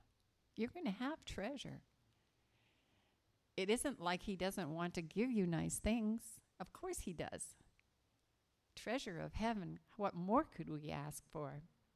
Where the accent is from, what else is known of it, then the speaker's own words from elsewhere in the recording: Scotland, United Kingdom; I am a Scottish girl. My parents were born in Glasgow.